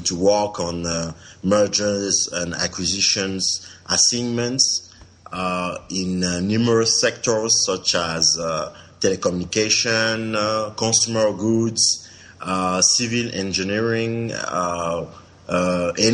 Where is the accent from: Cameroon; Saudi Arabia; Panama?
Cameroon; moved away as an adult; also born or lived in Paris, France; I'm from Cameroon. I live in Cameroon for 20 years.